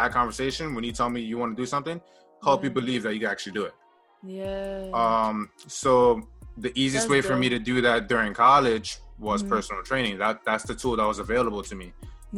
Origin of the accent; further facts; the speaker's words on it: United States; I was like, no, I'm American. Yeah. So it's like, my title would be African-American